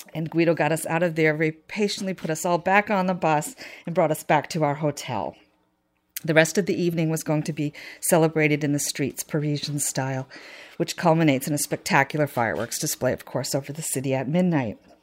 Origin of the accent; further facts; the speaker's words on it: New Hampshire, United States; I was from New Hampshire